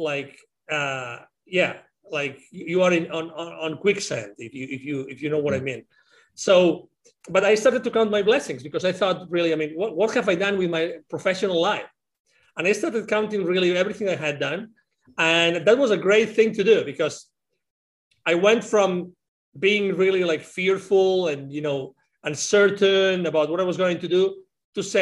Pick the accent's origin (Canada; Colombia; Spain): Spain; moved away; also born or lived in Latin America; I had lived outside of my home country, which is Spain